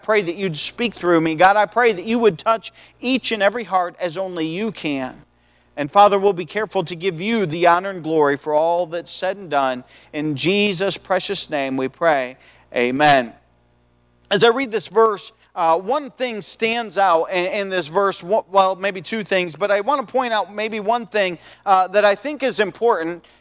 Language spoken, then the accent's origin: English; United States; I was born in the United States of America